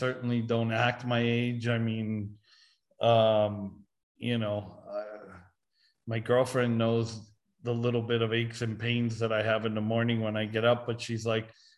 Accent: New York, United States; moved away; as a kid growing up in New York

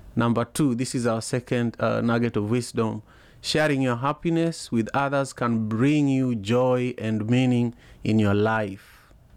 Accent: Kenya; I remember as a kid growing up in Manyata, uh, you know, it's a neighborhood, the neighborhood I grew up

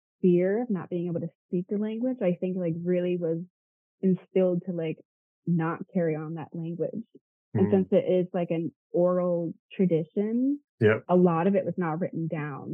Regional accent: Tonawanda Seneca reservation, New York, United States; my reservation is really, really tiny. So I guess growing up, I didn't see it as a reservation

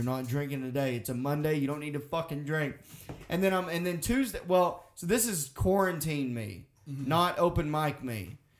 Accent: Russellville, Arkansas, United States; moved away as an adult; now in Massachusetts, United States; growing up in Russellville, Arkansas

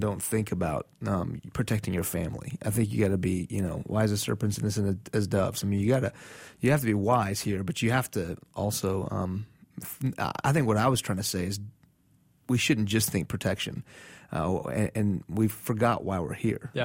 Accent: Iran; now in United States; coming from Iran

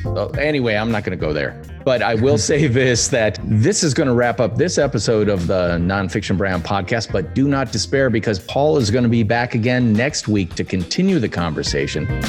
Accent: United States; as an American

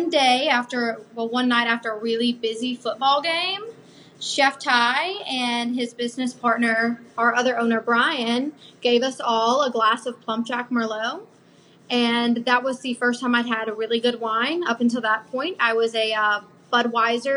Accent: Georgia, United States; moved away; I'm actually from Georgia. So my family lives in Atlanta. So I was going to move back home

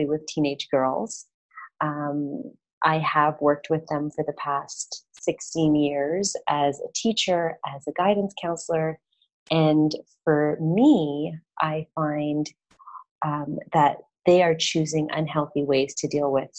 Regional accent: Canada; moved away as an adult; also born or lived in Toronto, Canada; now in Medellin, Colombia; I'm Canadian.

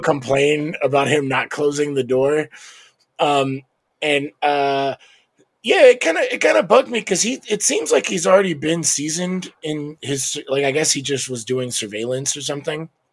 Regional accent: United States; as an American

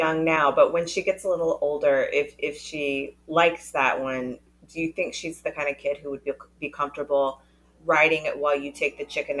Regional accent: North Carolina, United States; I am from the South. I grew up in North Carolina.

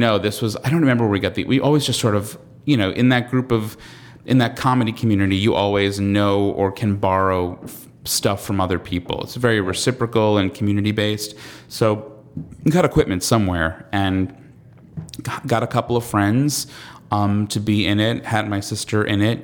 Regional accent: Long Island, New York, United States; I'm from, I'm from Long Island, so I'm peripherally from New York

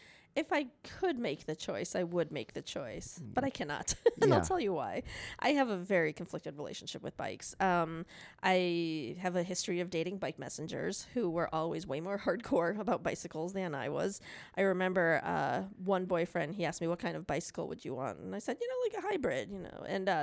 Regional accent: Chicago, Illinois, United States; But yeah, so I'm from Chicago and it's a little treacherous to drive.

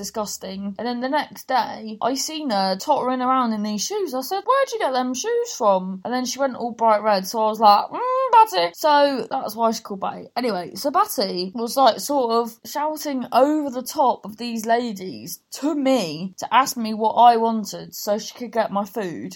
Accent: Cornwall, South West England, United Kingdom; we're Cornish

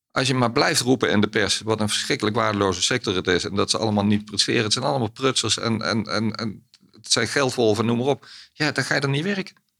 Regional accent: Ittervoort, Limburg, Netherlands; opgegroeid in Limburg

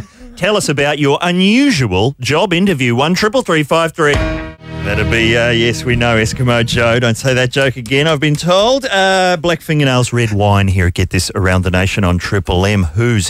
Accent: New Zealand; I'm a New Zealander

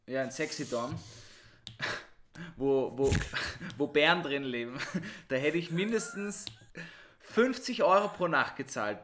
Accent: Vienna, Austria; Ich bin im 6. und im 7. aufgewachsen.

